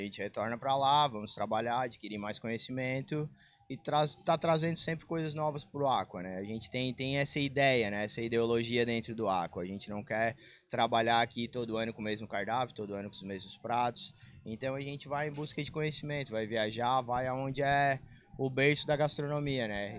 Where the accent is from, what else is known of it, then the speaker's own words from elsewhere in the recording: Balneário Rincão, Santa Catarina, Brazil; moved away as an adult; para mim voltar para o Rincão